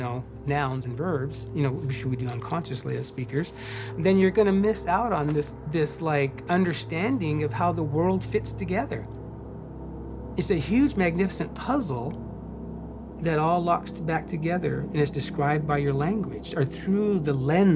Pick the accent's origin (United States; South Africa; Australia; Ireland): United States; Nili Chandan, California; also born or lived in east side of Lake Earl; And I grew up at a place named Nili Chandan. So I'm a Nili Chandan Deini, meaning I'm a citizen of that place.